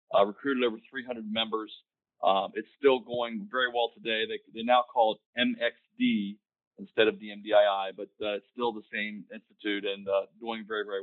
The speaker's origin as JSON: {"language": "English", "town": "Hagerstown", "region": "Maryland", "country": "United States", "tie": "born or raised there", "said": "I was uh, able to uh, secure a position at Fairchild Republic Company in my hometown of Hagerstown, Maryland."}